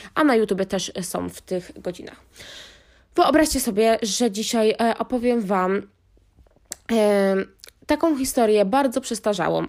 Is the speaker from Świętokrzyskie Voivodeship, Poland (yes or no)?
yes; Wiślica, Świętokrzyskie Voivodeship, Poland; a ja byłam ze wsi, pod Wiślicą